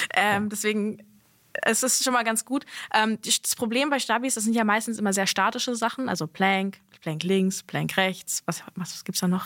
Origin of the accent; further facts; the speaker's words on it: Berlin, Germany; Ich bin ja in Berlin aufgewachsen, vor allem in Westberlin